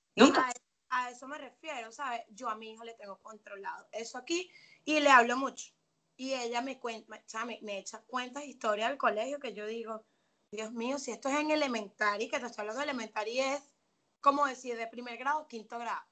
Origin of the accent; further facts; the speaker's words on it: Venezuela; moved away as an adult; now in Atlanta, United States; soy venezolana, me vine para los Estados Unidos, eh, actualmente estoy en Atlanta